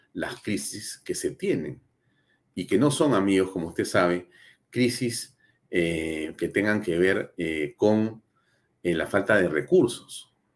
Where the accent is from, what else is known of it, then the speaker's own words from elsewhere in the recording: Peru; todos nosotros como peruanos